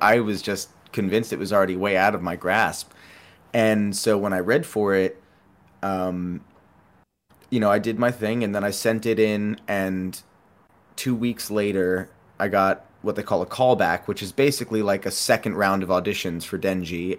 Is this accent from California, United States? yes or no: no; New York, United States; growing up in New York